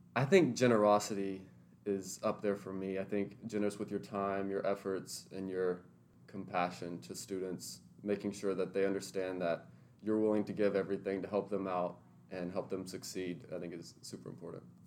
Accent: Lebanon, Tennessee, United States; now in Nashville, United States; I'm originally from Lebanon, Tennessee, but I've since moved into Nashville after attending MBA.

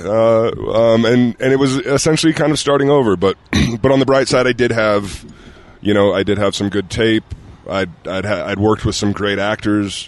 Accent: Utah, United States; moved away; growing up here

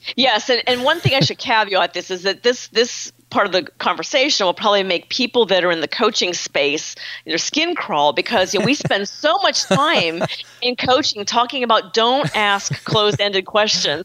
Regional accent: Pittsburgh, Pennsylvania, United States; I'm from Pittsburgh, so I kind of grew up in a very frank, direct environment culturally

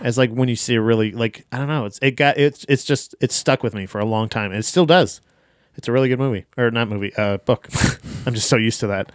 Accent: Florida, United States; I am from Florida

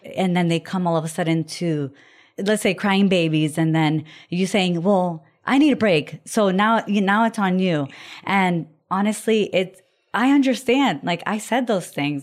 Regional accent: Florida, United States; also born or lived in Puerto Rico; my husband and I grew up in Florida, and we're born in Puerto Rico

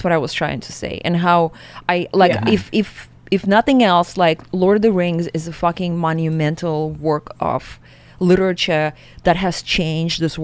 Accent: Siberia, Russia; moved away; growing up in Siberia

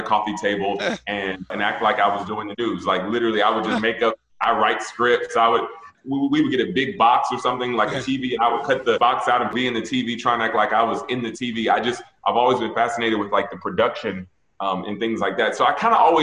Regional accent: Atlanta, Georgia, United States; moved away; I grew up in Atlanta, which is black city

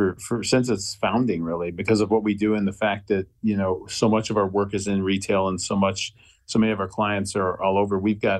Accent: St. Louis, Missouri, United States; Obviously, I'm from St. Louis, so I'm always biased

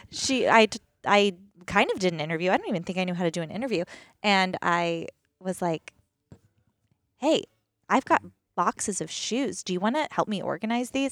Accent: East Coast, United States; moved away as an adult; also born or lived in Pacific Northwest; born and raised on the East Coast

